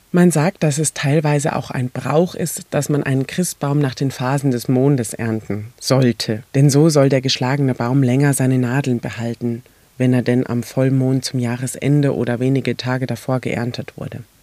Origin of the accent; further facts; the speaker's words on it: Mainz, Rhineland-Palatinate, Germany; bei uns in Mainz